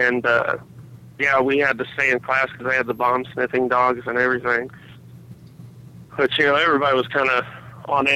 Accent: Indiana, United States; also born or lived in Plainfield, Indiana; I'm from Indiana, not really near New York or Washington

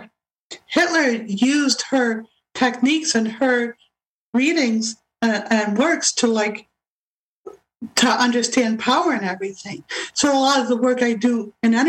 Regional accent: Rochester, New York, United States; Rochester, which is my hometown, Rochester, New York

